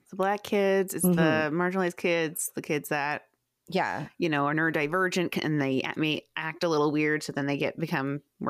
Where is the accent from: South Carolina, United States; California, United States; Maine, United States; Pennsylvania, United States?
Maine, United States; And like my school, I grew up in Central Maine. So like my school was like 99.9% white.